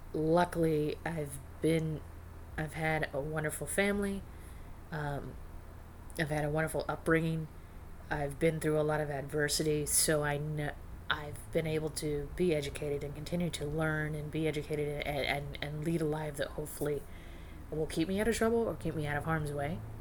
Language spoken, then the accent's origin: English; northern Arizona, United States; moved away; I grew up in a conservative, small retirement community in Arizona and in northern Arizona.